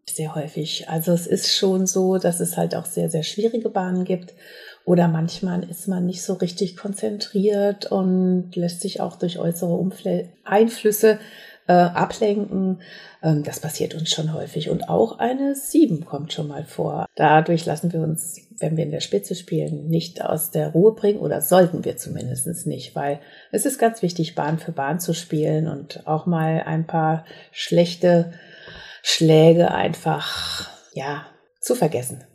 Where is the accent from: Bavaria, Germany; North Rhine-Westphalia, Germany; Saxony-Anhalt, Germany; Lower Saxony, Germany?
North Rhine-Westphalia, Germany; Herscheid; moved away as an adult; also born or lived in Mainz; now in Bensheim, Germany; ich komme aus dem Sauerland, aus Herscheid. Dort haben meine Eltern eine Minigolfanlage gehabt.